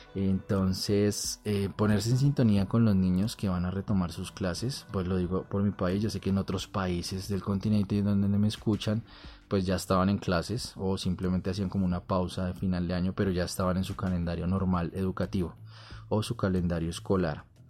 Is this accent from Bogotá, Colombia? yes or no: yes; Bogotá, Colombia; En mi país, Colombia, de donde soy natal, la ciudad Bogotá, donde trabajo también